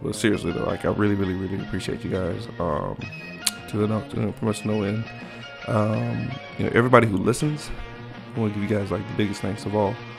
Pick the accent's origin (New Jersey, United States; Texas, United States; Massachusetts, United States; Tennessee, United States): Texas, United States; I'm from Texas